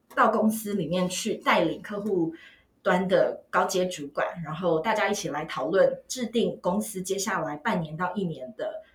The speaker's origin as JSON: {"language": "Chinese", "town": "Taitung", "region": "Taitung County", "country": "Taiwan", "tie": "born or raised there", "moved": "yes", "said": "我也是台东女中毕业的"}